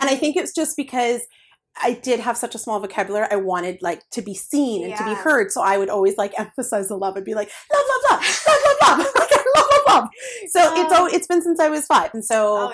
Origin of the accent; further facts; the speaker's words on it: Prince Rupert, British Columbia, Canada; moved away; I come from Prince Rupert, right? So up north